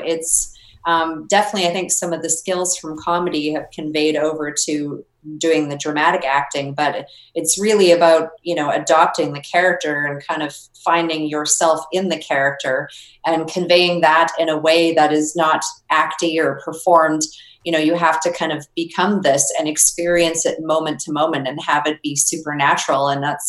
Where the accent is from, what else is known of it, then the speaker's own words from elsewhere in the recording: Canada; because I came from Canada